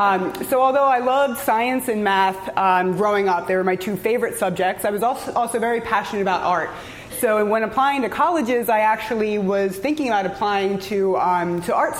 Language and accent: English; just outside of Philadelphia, Pennsylvania, United States; moved away; I grew up just outside of Philadelphia